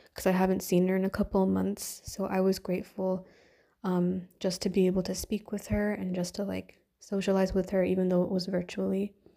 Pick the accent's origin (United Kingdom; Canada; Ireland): Canada; I'm Indian, Canadian, and living in a, in a Western kind of country